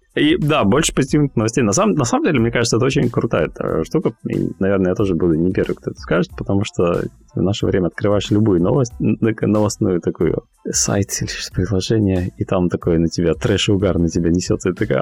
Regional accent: Cherepovets, Vologda Oblast, Russia; moved away as an adult; also born or lived in Finland; now in London, United Kingdom; я из Вологодской области, город Череповец

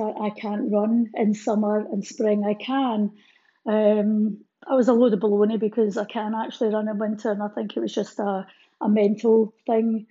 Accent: Fort William, Scotland, United Kingdom; As a child growing up in Fort William

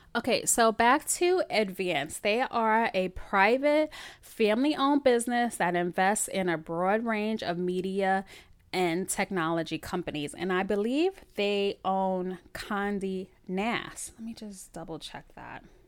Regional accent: New York City, New York, United States; I'm born and bred in the Bronx, New York

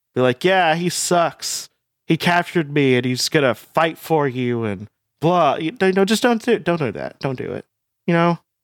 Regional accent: United States; I'm American

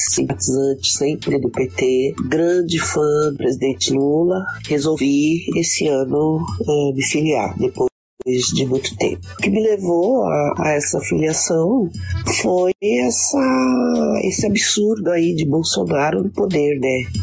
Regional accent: São Paulo, Brazil; tenho 56 anos, é, sou de São Paulo, capital, Zona Leste, professora da rede pública, moro e trabalho na Zona Leste.

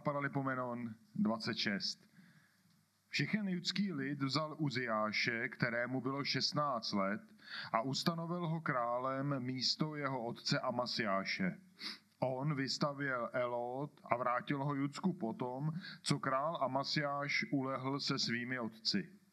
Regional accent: Kladno, Central Bohemian Region, Czechia; accent: Kladno; kladenským přízvukem přečtu

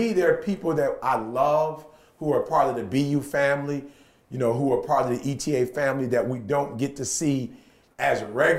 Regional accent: Michigan, United States; In Michigan, from October to really May, it's cold.

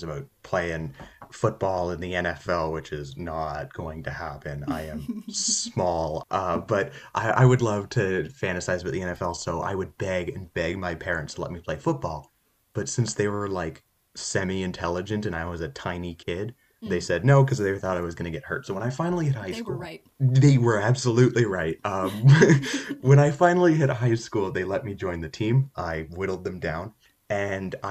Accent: Ontario, Canada; I hail from the Great White North. I come from a city in Canada about an hour and a half outside of Toronto

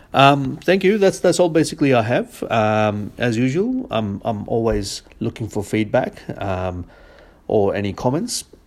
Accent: India; I, I grew up in India

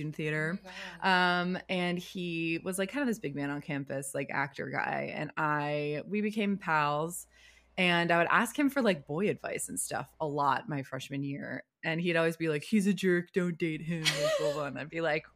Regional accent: Connecticut, United States; moved away as an adult; also born or lived in New York; now in Los Angeles, United States; I'm from Connecticut

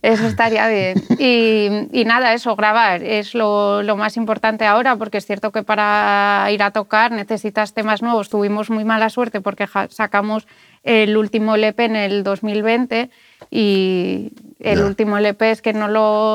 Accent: Gijón, Asturias, Spain; Yo que soy de Gijón

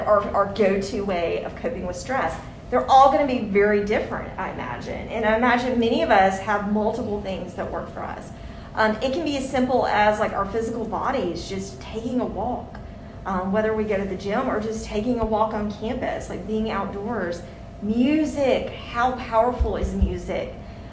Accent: Mississippi, United States; I'm someone from the South. I've grown up in Mississippi my whole life

